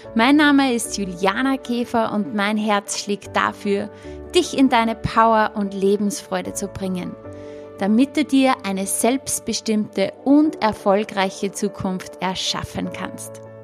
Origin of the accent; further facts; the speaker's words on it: Upper Austria, Austria; accent: Upper Austrian dialect; meinen oberösterreichischen Dialekt